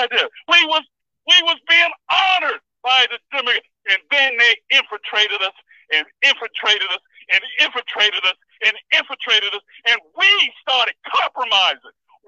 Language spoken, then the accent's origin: English; Miami, Florida, United States; I remember growing up in Miami, Europeans used to walk over to my parents and say, your children are so well-mannered.